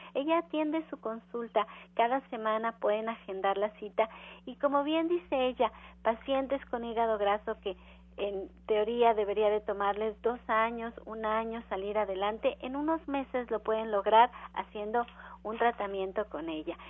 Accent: Mexico; Nosotros como mexicanos

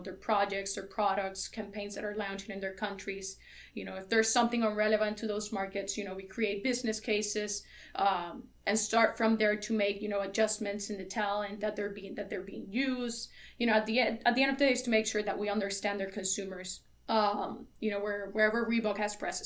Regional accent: Carolina, Puerto Rico; moved away as an adult; also born or lived in Pennsylvania; I was born and raised in Carolina, Puerto Rico

